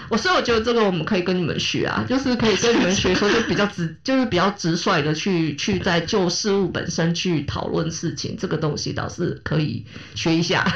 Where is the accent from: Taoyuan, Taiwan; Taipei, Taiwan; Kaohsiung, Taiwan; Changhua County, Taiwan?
Kaohsiung, Taiwan; 我是台湾人，我，我高雄人，但我在台南开圆环